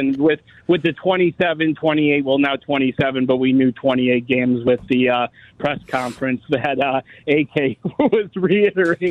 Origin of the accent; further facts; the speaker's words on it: Chicago, Illinois, United States; now in West Coast, United States; I'm out in the West Coast. But, you know, I'm a transplant from Chicago all my life.